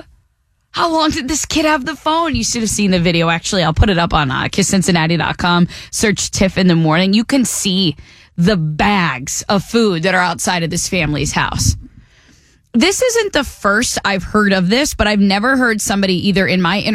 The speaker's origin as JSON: {"language": "English", "region": "New England", "country": "United States", "moved": "yes", "said": "I'm originally from New England"}